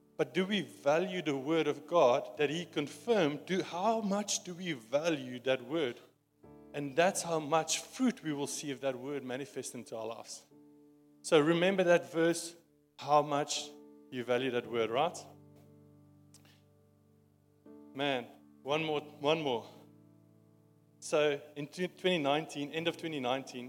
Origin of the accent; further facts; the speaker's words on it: South Africa; accent: Afrikaans; my Afrikaans accent